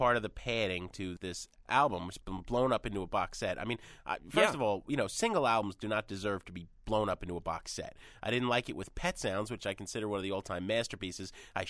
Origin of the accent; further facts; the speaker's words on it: New Jersey, United States; I am from Jersey, and I am from the mean streets of Jersey.